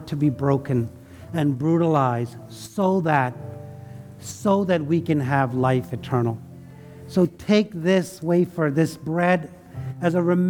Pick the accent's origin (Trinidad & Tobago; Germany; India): India; now in United States; I left India. I love India, right? But I'm also American